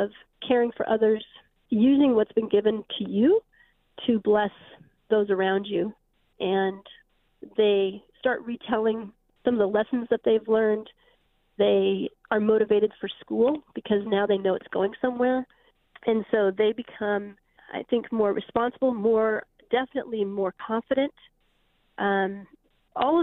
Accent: Spokane, Washington, United States; moved away; I'm from Spokane, actually. That's my hometown

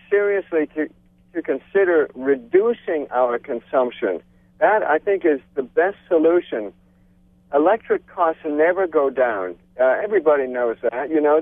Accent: Jammu and Kashmir, India; now in Hawaii, United States; I was born and raised in Kashmir, India

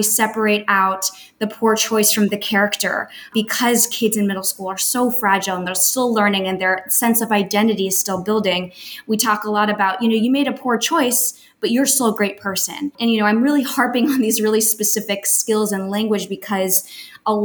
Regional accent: Miami, Florida, United States; moved away as an adult; also born or lived in Colombia; now in New York City, United States; I grew up in Miami, Florida. My family left Colombia

